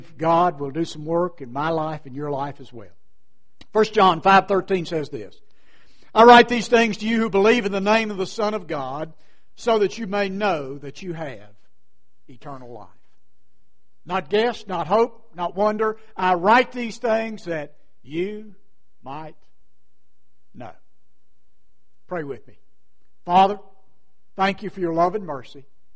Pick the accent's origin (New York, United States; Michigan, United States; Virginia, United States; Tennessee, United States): Virginia, United States; Pearisburg; also born or lived in Wise County, Virginia / Lynchburg, Virginia; I'm just an old country fella from Parisburg, out in Giles County, on the Virginia, West Virginia line